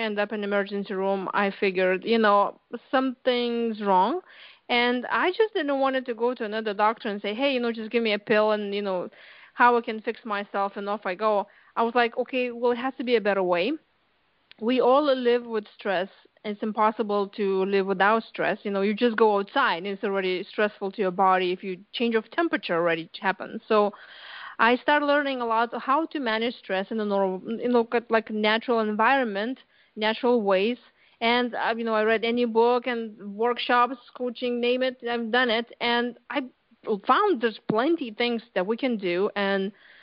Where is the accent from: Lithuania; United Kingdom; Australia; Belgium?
Lithuania; English is a second language; moved away as an adult; now in United States; I came here to U.S. 20 years ago from Lithuania